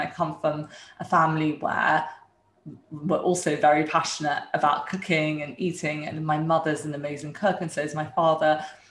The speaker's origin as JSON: {"language": "English", "town": "Dumfries", "region": "Scotland", "country": "United Kingdom", "tie": "born or raised there", "also_born_or_lived": "India", "said": "I was born in India and my parents were both surgeons. At that time, they were still in training, and they moved to the UK when I was a few years old, where my sister was born. We moved to Dumfries"}